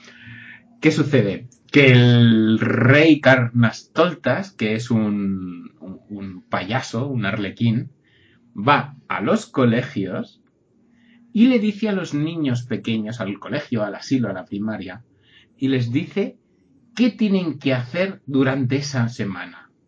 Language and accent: Spanish; Catalonia, Spain; yo soy catalán